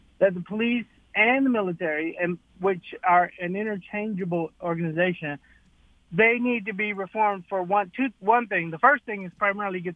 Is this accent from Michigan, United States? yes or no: yes; Detroit, Michigan, United States; I was raised in born in Detroit.